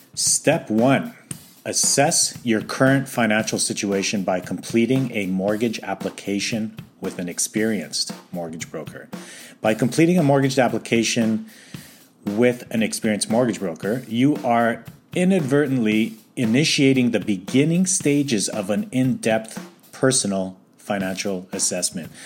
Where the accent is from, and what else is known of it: Calgary, Alberta, Canada; born or raised there; now in North Vancouver, Canada